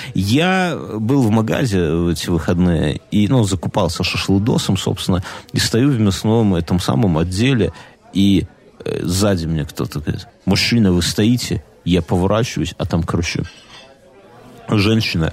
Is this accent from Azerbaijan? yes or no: no; Belarus; мы, белорусы